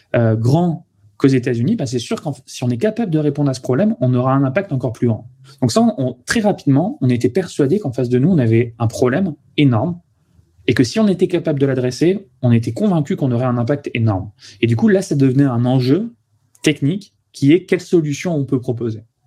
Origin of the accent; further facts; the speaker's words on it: Toulouse, Occitania, France; moved away as an adult; also born or lived in Paris region; je suis originaire de Toulouse. Après j'étais en région parisienne en classe préparatoire puis en école d'ingénieur